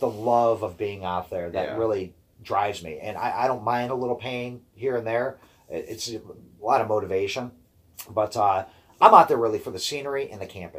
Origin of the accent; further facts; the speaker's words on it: Brecksville, Ohio, United States; my hometown in Brecksville